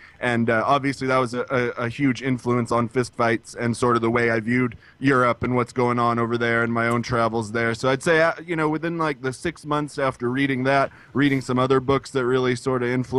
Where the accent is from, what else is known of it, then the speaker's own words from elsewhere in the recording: Spokane, Washington, United States; Spokane, Washington.